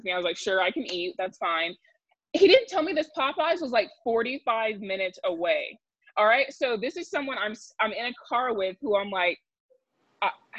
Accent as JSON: {"language": "English", "town": "Augusta", "region": "Georgia", "country": "United States", "tie": "born or raised there", "moved": "as an adult", "lives_now": "Albuquerque, United States", "said": "I am originally from Augusta, Georgia, where I attended Davidson Fine Arts Magnet High School there"}